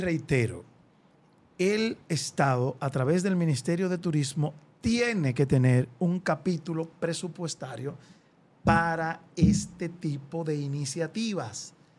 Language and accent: Spanish; Dominican Republic; como dominicano